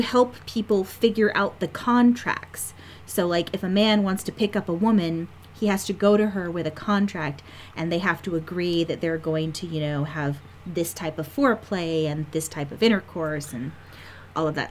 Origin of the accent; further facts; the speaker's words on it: United States; as an American